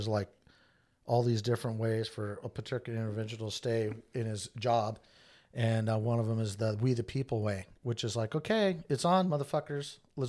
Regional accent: Japan; I mean, I grew up in Japan for many years.

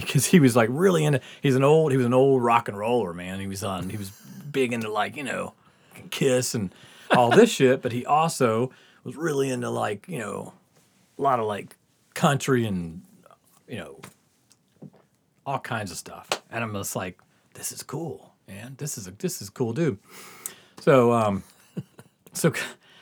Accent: the South, United States; we're growing up in the South

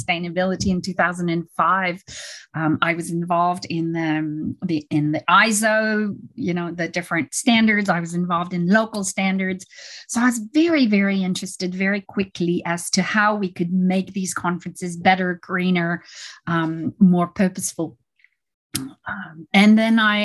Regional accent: Canada; I'm Canadian, French Canadian

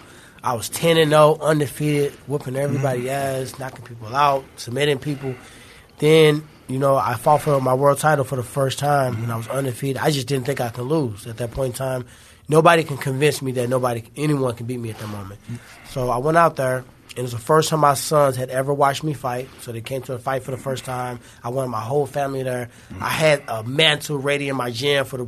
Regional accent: St. Louis, Missouri, United States; I'm from St. Louis

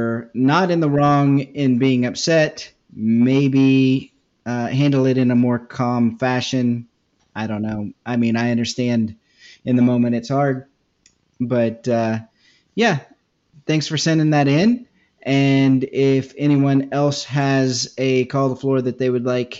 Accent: Kansas, United States; moved away; I'm from Kansas where we shoot off big fireworks

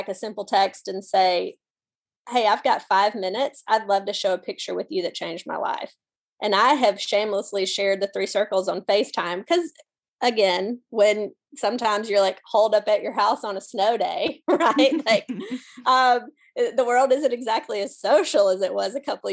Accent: Mississippi, United States; I'm from Mississippi.

